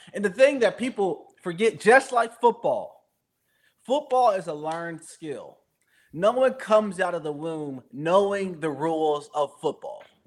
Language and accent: English; Valdosta, Georgia, United States; I was born and raised in Valdosta, Georgia